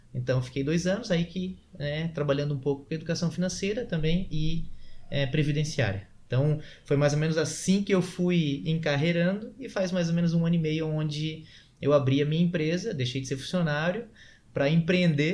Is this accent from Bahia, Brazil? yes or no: no; Florianópolis, Santa Catarina, Brazil; nós que somos aqui de Floripa